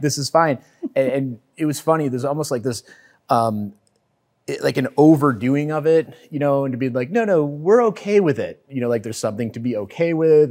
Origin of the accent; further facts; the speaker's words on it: Lake Forest, Illinois, United States; I grew up in Lake Forest